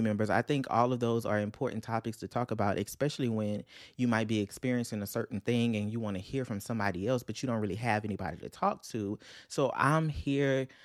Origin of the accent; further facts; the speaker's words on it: Louisiana, United States; I'm from Louisiana